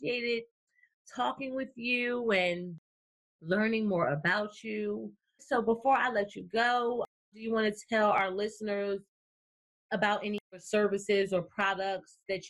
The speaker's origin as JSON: {"language": "English", "region": "New Jersey", "country": "United States", "said": "I'm from New Jersey"}